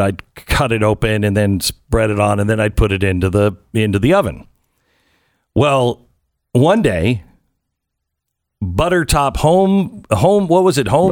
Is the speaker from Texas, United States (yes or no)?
no; Seattle, Washington, United States; moved away; I grew up in the West, I unfortunately grew up in this Seattle area